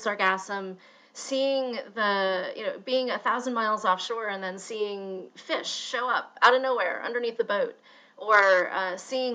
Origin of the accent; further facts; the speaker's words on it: Louisville, Kentucky, United States; growing up in Louisville, Kentucky